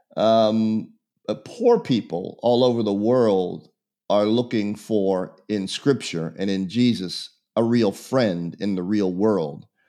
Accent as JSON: {"language": "English", "town": "Pittsburgh", "region": "Pennsylvania", "country": "United States", "tie": "born or raised there", "said": "I was born in Pittsburgh, Pennsylvania in a foundling home"}